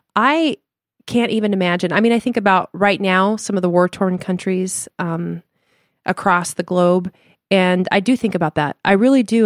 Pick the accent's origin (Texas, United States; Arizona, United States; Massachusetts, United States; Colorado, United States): Colorado, United States; Denver; moved away; also born or lived in Chicago / Limburg, Netherlands (family); we're from Denver, Colorado originally and moved to Chicago